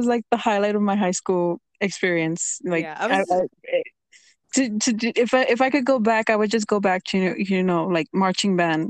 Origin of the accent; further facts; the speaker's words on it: Rio Grande Valley, Texas, United States; where I'm from, it's like the area that I'm from, it's called the Rio Grande Valley.